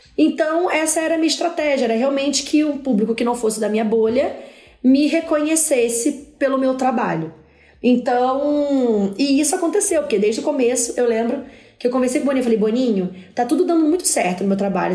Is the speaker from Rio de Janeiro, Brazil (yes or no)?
yes; Rio de Janeiro, Brazil; eu sou da favela, sou da, do, do Parque União, do PU.